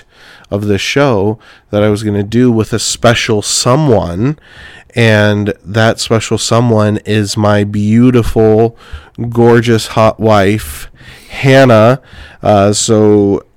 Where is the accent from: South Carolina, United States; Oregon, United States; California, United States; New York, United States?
California, United States; Clovis; moved away as an adult; also born or lived in Arizona; now in Sibley, United States; I'm originally from California, and from Clovis, California, specifically, Central Valley